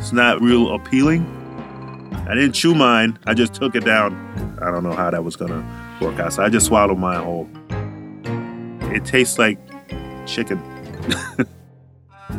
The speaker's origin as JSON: {"language": "English", "town": "Charlotte Amalie", "country": "U.S. Virgin Islands", "moved": "yes", "said": "I'm a CTTC from St. Thomas, Virgin Islands"}